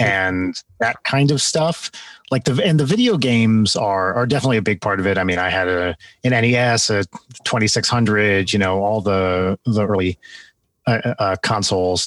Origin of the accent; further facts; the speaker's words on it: New Jersey, United States; also born or lived in London, United Kingdom; I grew up in North Jersey